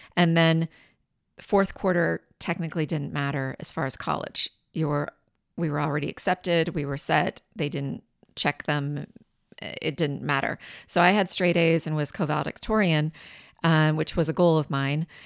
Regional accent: Richland, Washington, United States; also born or lived in Tacoma; I grew up in Richland

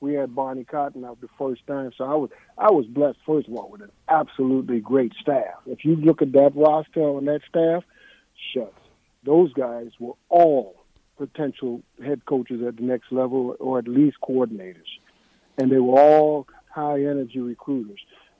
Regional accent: Jersey City, New Jersey, United States; moved away; also born or lived in New Mexico; Rich Glover, who's from Jersey City, my hometown

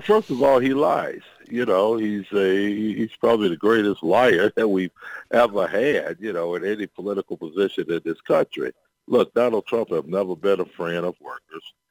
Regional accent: Chicago, Illinois, United States; I'm from Chicago

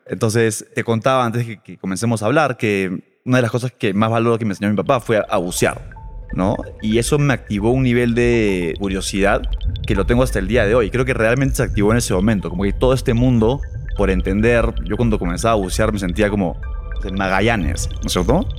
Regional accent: Lima, Peru; moved away as an adult; also born or lived in Boston / Chile; soy peruano, eh, de Lima, pero no vivo en Lima hace ocho años

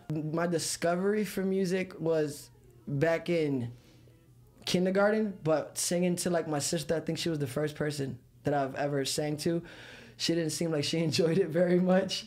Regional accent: Philadelphia, Pennsylvania, United States; moved away; I'm from Philadelphia

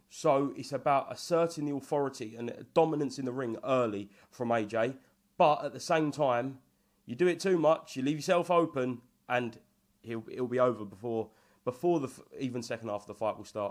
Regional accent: Hornchurch, London, United Kingdom; I'm from Horn Church, which is literally a three-minute drive fr-, to, from Romford

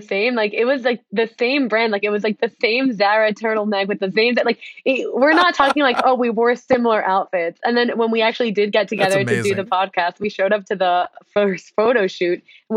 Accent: Deal, New Jersey, United States; also born or lived in Mexico City, Mexico; I don't know if you're familiar with Deal, New Jersey, but I'm from Deal

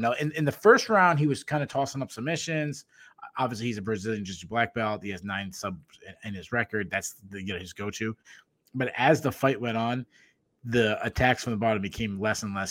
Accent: New England, United States; accent: New England; my New England accent

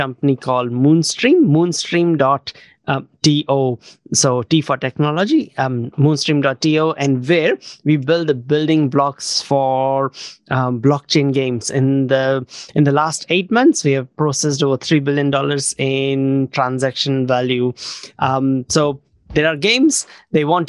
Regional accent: India; now in New Zealand; I grew up in India, but then last over 20 years, I've been mostly living in New Zealand

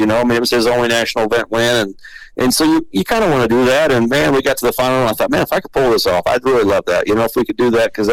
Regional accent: Iowa, United States; I grew up in Iowa, just about 4 hours north of there

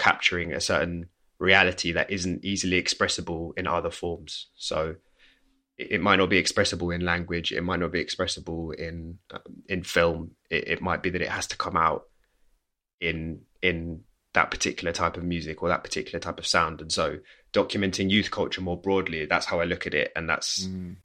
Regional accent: Staines, South East England, United Kingdom; first language English; also born or lived in Kingston; I grew up like in the West London suburbs, far suburbs, like around Heathrow Airport. So my family home was in Staines.

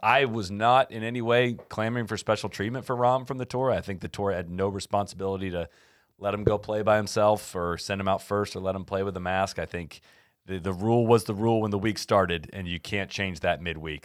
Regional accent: Memorial Tournament, Ohio, United States; moved away; my hometown tournament

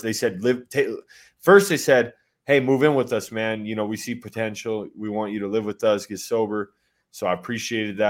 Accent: Colorado, United States; I grew up in Colorado

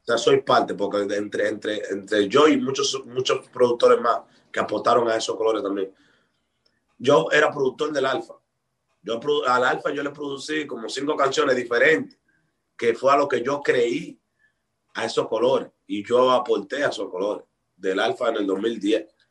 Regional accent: Dominican Republic; aquí en mi país se trabaja mucho

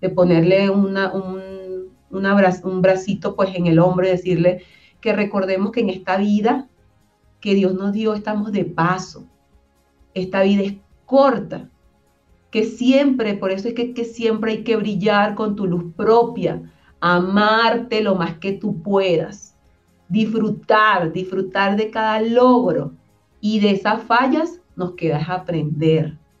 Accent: Venezuela; moved away as an adult; now in Colombia; se enteran que soy venezolana una vez que hablo

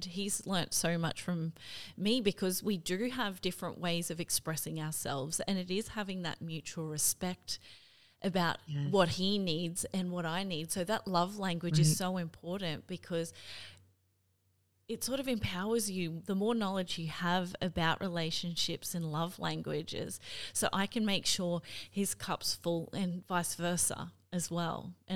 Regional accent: Cairns, Queensland, Australia; now in Brisbane, Australia; I'm from Cairns originally, I'm gonna fly home to Cairns

